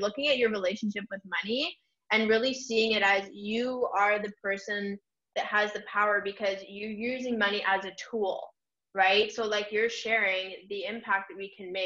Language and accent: English; Canada; I'm from Canada